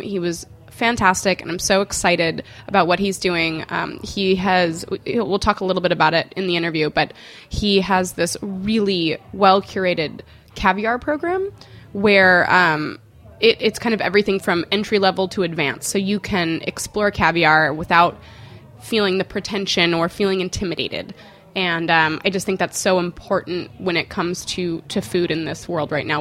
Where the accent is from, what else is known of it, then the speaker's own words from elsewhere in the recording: Chicago, Illinois, United States; moved away; I was born in Chicago, and I haven't lived there since 2004